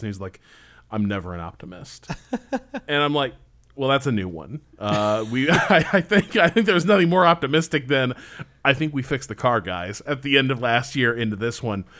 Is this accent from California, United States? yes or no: no; Indiana, United States; growing up in Indiana